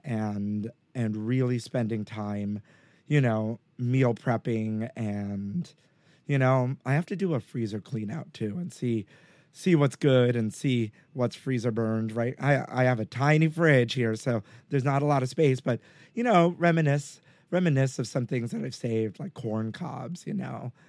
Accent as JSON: {"language": "English", "town": "New York City", "region": "New York", "country": "United States", "tie": "born or raised there", "said": "I grew up in Brooklyn"}